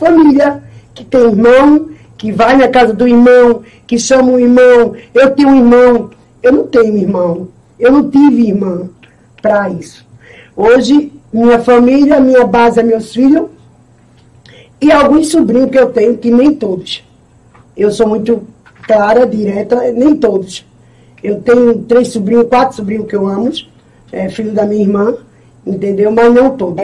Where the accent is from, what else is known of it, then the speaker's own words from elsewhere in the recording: Itambé, Pernambuco, Brazil; Eu nasci aqui em Itambé